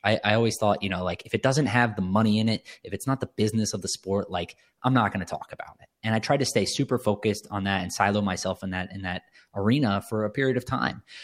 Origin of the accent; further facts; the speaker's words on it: Cary, North Carolina, United States; moved away as an adult; also born or lived in New York City; now in Miami, United States; we grew up in North Carolina. We grew up in Cary, North Carolina, for anyone that's familiar with the area. uh, right outside of Raleigh. We, we all, uh, I was born there